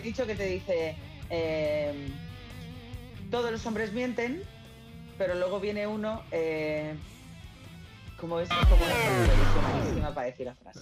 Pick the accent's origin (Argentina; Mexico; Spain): Spain; somos los españoles